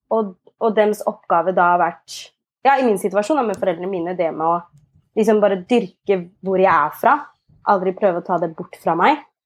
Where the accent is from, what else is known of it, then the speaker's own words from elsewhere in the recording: Asker, Akershus, Norway; also born or lived in Ethiopia; Jeg er adoptert fra Etiopia, eh, og jeg vokste opp i Asker.